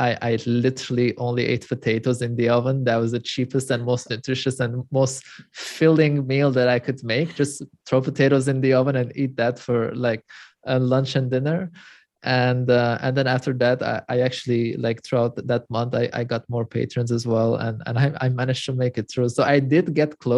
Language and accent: English; Lebanon; moved away as an adult; also born or lived in Europe; Growing up in Lebanon, I'm also originally Armenian, and I'm third generation after the Armenian Holocaust